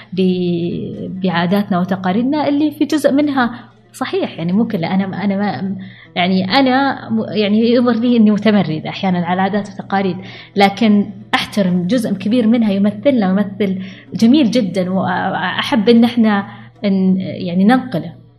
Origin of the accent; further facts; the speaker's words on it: Al-Ahsa, Eastern Province, Saudi Arabia; انا بنت الاحساء